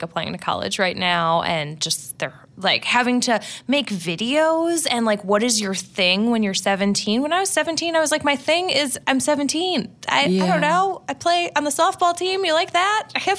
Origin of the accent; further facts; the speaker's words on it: Midwest, United States; I've never lived in LA and I'm from the Midwest